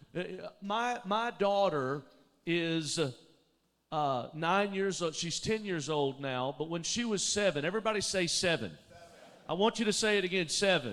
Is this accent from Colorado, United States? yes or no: no; Alabama, United States; moved away as an adult; also born or lived in Dallas, Texas; I grew up in Alabama, but I lived in Dallas for 15 years.